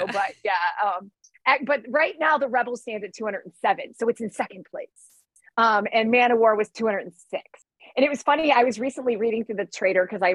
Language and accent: English; Detroit, Michigan, United States; I'm from Detroit